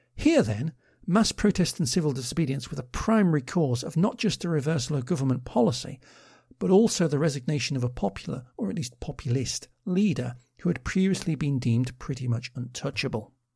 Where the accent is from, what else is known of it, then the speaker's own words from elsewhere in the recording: Liverpool, North West England, United Kingdom; growing up in Liverpool during the period